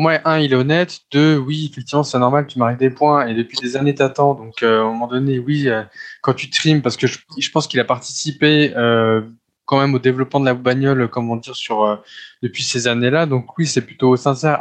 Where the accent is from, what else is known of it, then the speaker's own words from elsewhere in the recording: France; en tant que Français